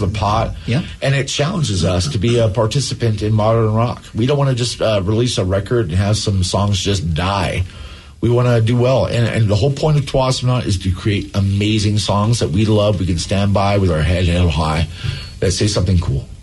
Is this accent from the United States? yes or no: yes; Alaska, United States; now in Seattle, United States; We are both from Alaska.